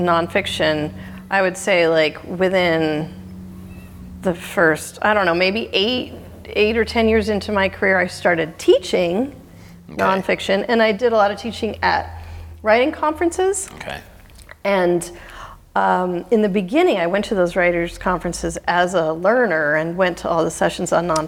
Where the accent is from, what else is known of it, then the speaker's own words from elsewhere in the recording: Oregon coast, United States; I grew up on the Oregon coast